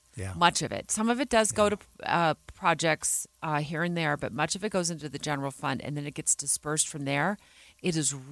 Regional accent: Arizona, United States; moved away as an adult; now in Utah, United States; when I grew up in Arizona

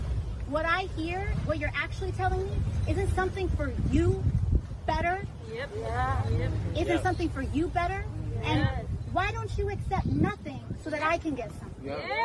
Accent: New York City, New York, United States; I'm from the Bronx.

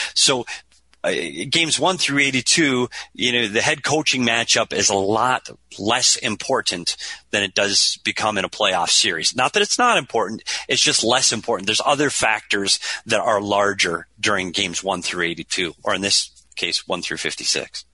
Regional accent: Minnesota, United States; moved away as an adult; now in Arizona, United States; We're both from Minnesota. I moved to Arizona to get away from the cold weather

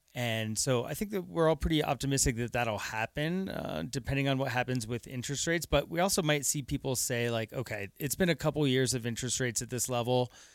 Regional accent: Aurora, Colorado, United States; moved away as an adult; also born or lived in Lakewood, Colorado; I'm a, I'm a native. Uh, I grew up, actually, I grew up out in Aurora

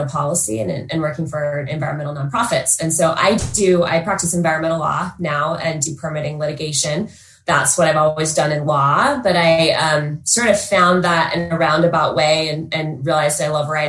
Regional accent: Utah, United States; also born or lived in Colorado; I grew up here in Utah and moved to Colorado

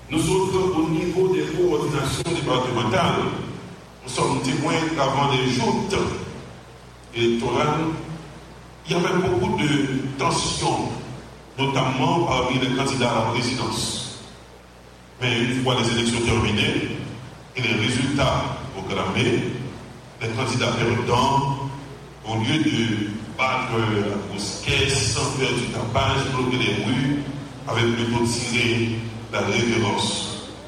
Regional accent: Haiti

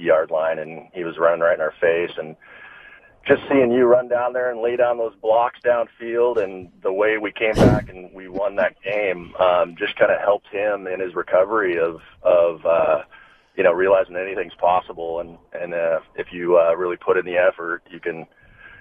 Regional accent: Seattle, Washington, United States; also born or lived in Los Angeles; now in Mill Creek, United States; we grew up in Seattle

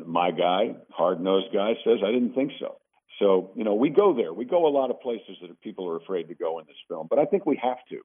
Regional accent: Mount Kisco, New York, United States; moved away; I'm from Mount Kisco, New York

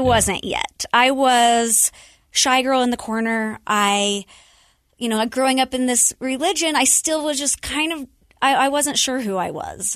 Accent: Utah, United States; born and raised in Utah, I'm the oldest of four.

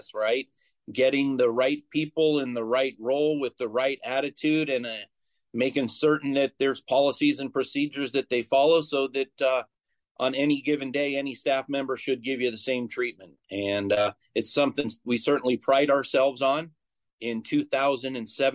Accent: Bay Area, California, United States; moved away; I grew up in the Bay Area, so not too far from you

